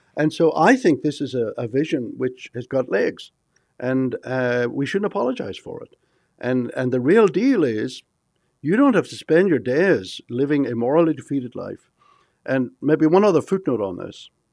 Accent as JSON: {"language": "English", "country": "Ireland", "moved": "as an adult", "lives_now": "Texas, United States", "said": "I come from Ireland."}